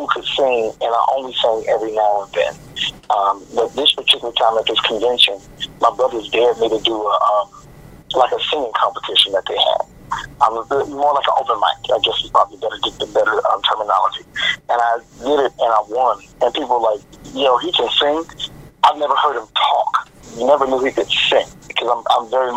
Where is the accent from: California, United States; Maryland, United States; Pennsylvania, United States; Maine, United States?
Maryland, United States; Baltimore; Baltimore, Maryland. I'm born and bred. This is my hometown.